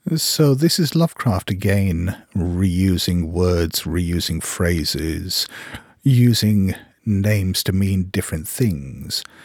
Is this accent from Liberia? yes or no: no; Hong Kong; also born or lived in Geneva, Switzerland; When I was a kid, Hong Kong was like one big building site